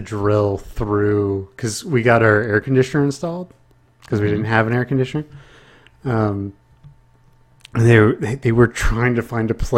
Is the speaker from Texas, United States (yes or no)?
yes; Houston, Texas, United States; moved away; growing up in Houston